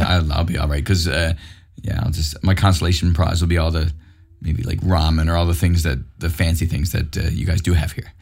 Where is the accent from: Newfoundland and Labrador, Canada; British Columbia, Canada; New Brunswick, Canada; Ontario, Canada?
Newfoundland and Labrador, Canada; Mount Pearl; also born or lived in St. John's; growing up in Mount Pearl was great